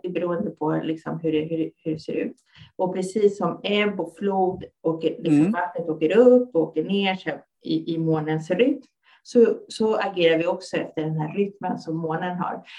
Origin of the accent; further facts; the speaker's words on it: Stockholm, Stockholm County, Sweden; Jag är född och uppvuxen här i Stockholm och mina föräldrar kommer från Chile.